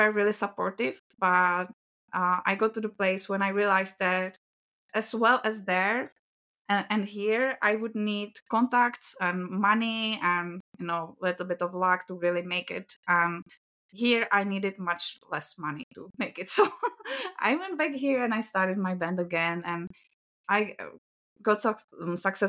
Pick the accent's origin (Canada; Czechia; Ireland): Czechia; accent: Czech; It's a Czech accent